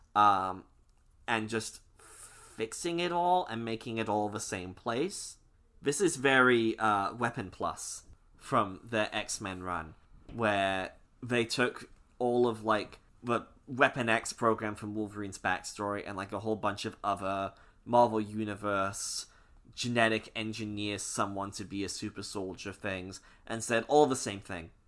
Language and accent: English; Scotland, United Kingdom; I'm Scottish.